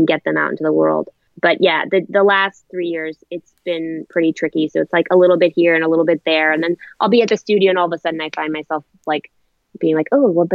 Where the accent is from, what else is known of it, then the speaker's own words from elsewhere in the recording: Canada; moved away as an adult; also born or lived in Ireland; now in New York, United States; I was originally born in Ireland. I grew up in Canada and I moved to New York when I was 18.